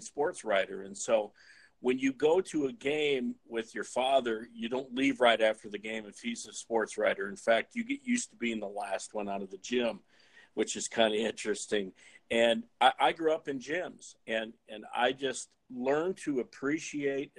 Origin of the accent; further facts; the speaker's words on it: Fort Dodge, Iowa, United States; my hometown in Fort Dodge, Iowa